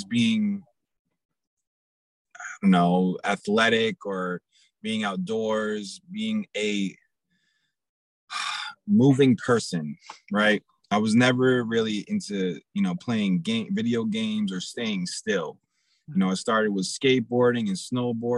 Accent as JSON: {"language": "English", "town": "Portsmouth", "region": "New Hampshire", "country": "United States", "tie": "born or raised there", "also_born_or_lived": "New York", "said": "I happen to go to elementary school and middle school and high school in a place called Portsmouth, New Hampshire"}